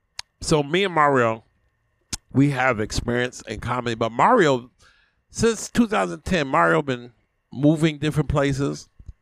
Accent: New York City, New York, United States; accent: Brooklyn; moved away as an adult; now in Memphis, United States

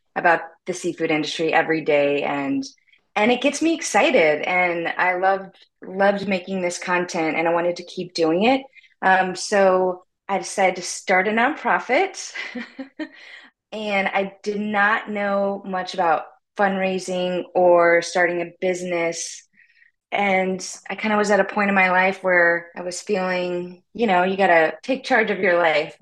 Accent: Louisiana, United States; moved away as an adult; now in Miami, United States; I am currently in Miami, Florida, but I grew up, was born and raised in Louisiana

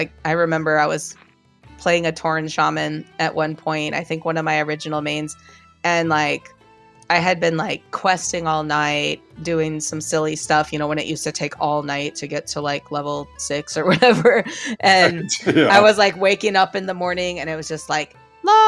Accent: San Diego, California, United States; I grew up in San Diego

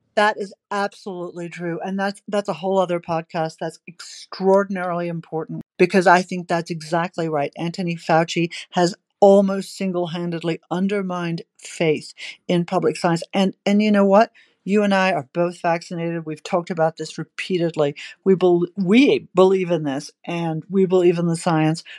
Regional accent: Victoria, Australia; my home state that I've talked about repeatedly in Australia, Victoria

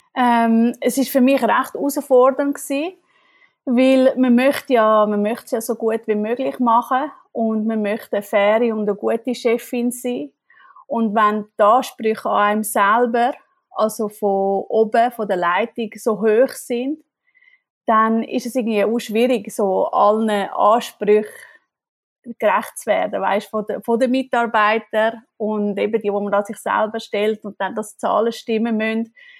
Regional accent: Switzerland; moved away as an adult; now in Germany; als Schweizerin bin ich ein kleine Exotin

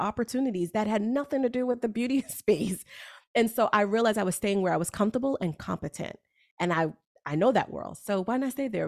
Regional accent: New York, United States; I am a New Yorker

